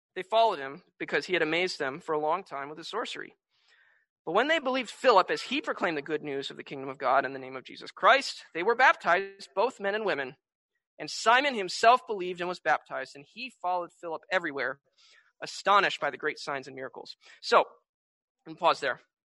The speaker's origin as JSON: {"language": "English", "country": "United States", "tie": "born or raised there", "said": "I grew up in America"}